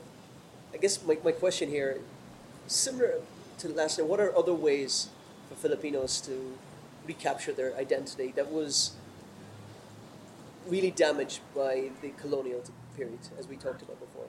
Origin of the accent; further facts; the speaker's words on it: Ireland; moved away; my own journey as an Irish man, I fell more in love with my own country when I was out of the country